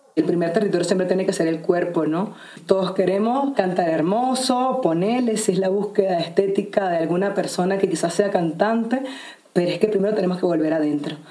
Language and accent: Spanish; Venezuela; also born or lived in Sacred Valley of the Incas, Peru; now in Peru; soy venezolana, viviendo en este momento en el Valle Sagrado de los Incas en Perú